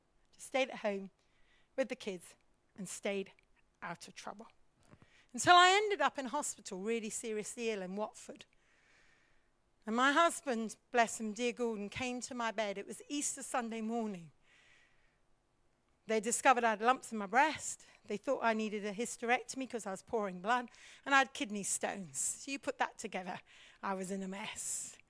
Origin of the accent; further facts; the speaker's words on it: India; also born or lived in Africa; now in United Kingdom; my problem was I grew up in India as a mish kid, missionary child, preacher's kid. Then I went to Africa and I served in Africa. We'd always been in pioneering situations. Then we came back to Britain.